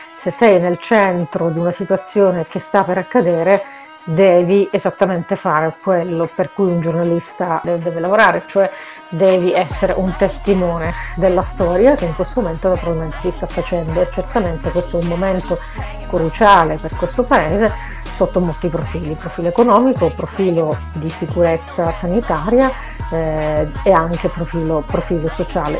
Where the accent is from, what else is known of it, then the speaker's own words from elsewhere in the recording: Catania, Sicily, Italy; moved away as an adult; now in Milan, Italy; sono nata in Sicilia a Catania e vivo a Milano da 15 anni